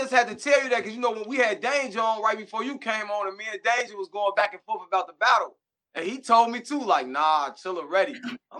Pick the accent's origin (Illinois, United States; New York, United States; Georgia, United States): Illinois, United States; Chicago; you know I'm from Chicago, chill out